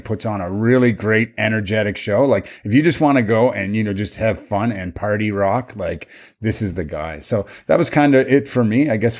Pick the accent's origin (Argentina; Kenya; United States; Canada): Canada; we're all Canadian